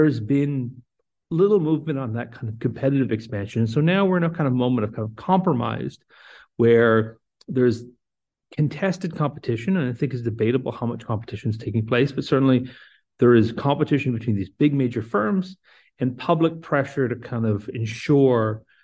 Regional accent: New Brunswick, Canada; moved away; So I'm originally from New Brunswick. So I think of back my youth about NBTEL.

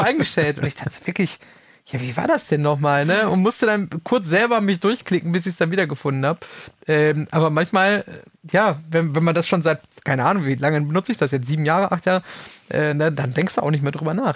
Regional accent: Kreis Soest, North Rhine-Westphalia, Germany; ich komme ja aus dem, aus dem Kreis Soos gebürtig

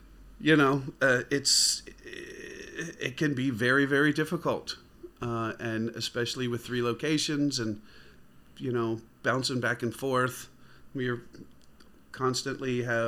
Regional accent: Baltimore, Maryland, United States; that was something that I'm sure you know growing up in Baltimore.

